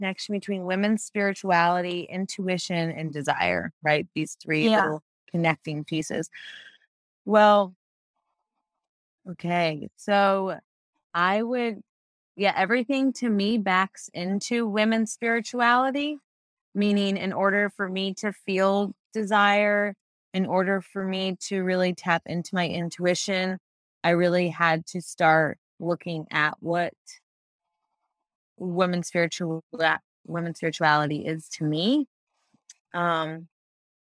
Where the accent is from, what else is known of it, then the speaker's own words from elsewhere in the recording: United States; I'm raised in a country with primarily patriarchal religion being the supreme